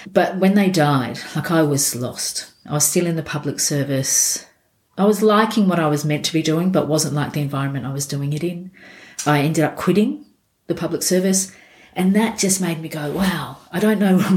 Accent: Elizabeth, South Australia, Australia; born or raised there; also born or lived in Scotland

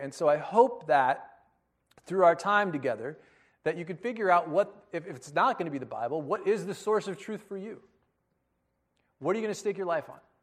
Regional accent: United States; I was born in America

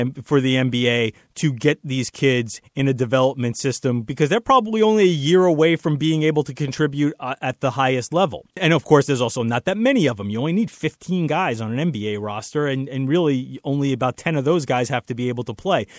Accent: New York City, New York, United States; my hometown, New York City

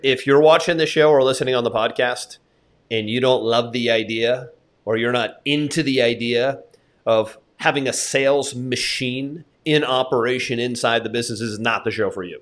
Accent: United States; as somebody who was born and raised in America

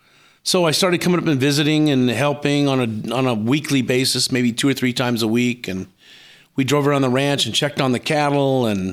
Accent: Ventura, California, United States; I'd be happy to tell this story, because it's the story of my life. I grew up here in Ventura. My parents were both school teachers.

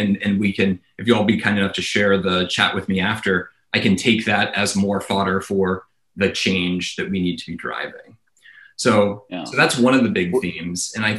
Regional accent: the South, United States; moved away; So I grew up in the South and I left the South candidly because I found people didn't shoot as straight as I wanted to shoot.

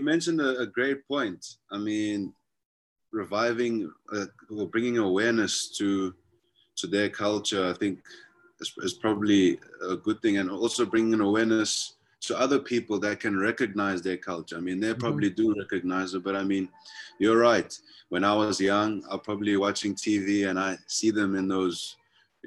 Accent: South Africa; I'm from the Venda. I'm Venda myself, but my family is very culturally mixed. I would say in South Africa, we speak our native languages

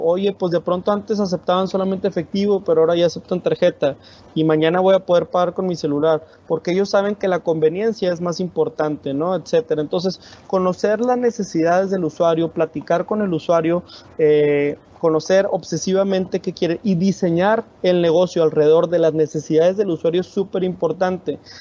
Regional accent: Monterrey, Nuevo León, Mexico; yo soy de Monterrey

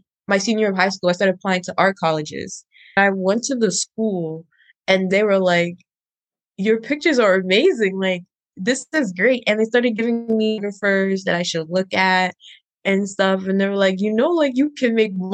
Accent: Maryland, United States; also born or lived in Pennsylvania / Ghana (ancestry); I grew up in Maryland, but I am Ghanaian.

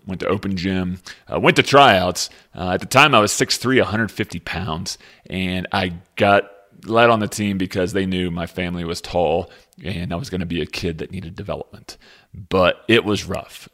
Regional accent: Lexington, Kentucky, United States; I grew up in Lexington, Kentucky

